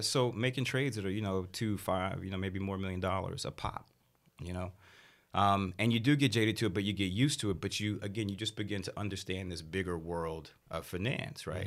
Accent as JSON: {"language": "English", "town": "Washington", "region": "District of Columbia", "country": "United States", "also_born_or_lived": "Houston, Texas", "said": "I'm from D C originally"}